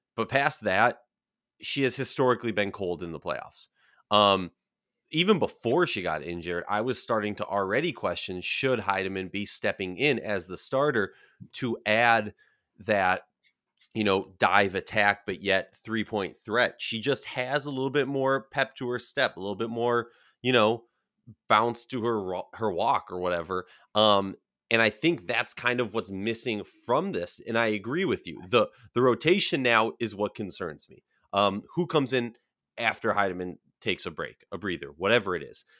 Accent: Minnesota, United States; born or raised there

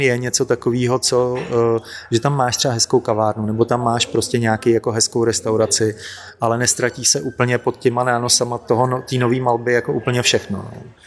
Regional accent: Plzeň, Plzeň Region, Czechia; now in Prague, Czech Republic; já jsem totiž původem z Plzně

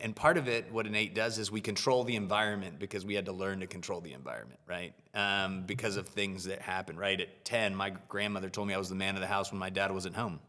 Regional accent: United States; living and growing up in the U S

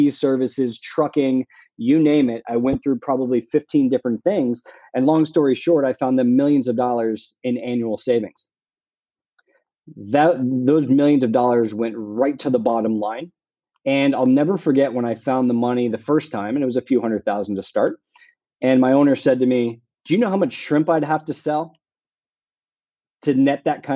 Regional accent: Southern California, United States; also born or lived in Columbia, Missouri / Cuernavaca, Mexico / Guadalajara, Mexico; I'm born and raised in Southern California

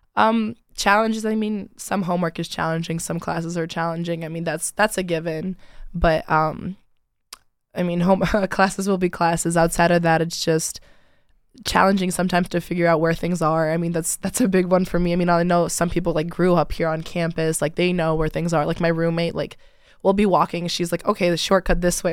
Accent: Rochester Hills, Michigan, United States; I'm from Rochester Hills, so about, like, an hour and thirty minutes away from here

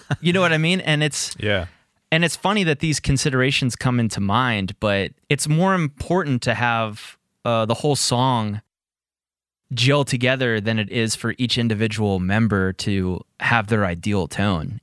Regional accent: Pittsburgh, Pennsylvania, United States; Pittsburgh, where I'm from and located

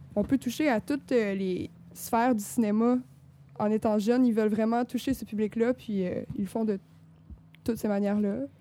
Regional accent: Rimouski, Quebec, Canada; je viens de Rimouski

